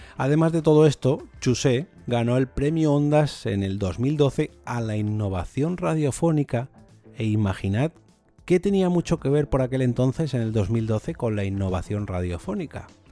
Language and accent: Spanish; Madrid, Community of Madrid, Spain; como madrileño, pues tengo el galego un poquito oxidado.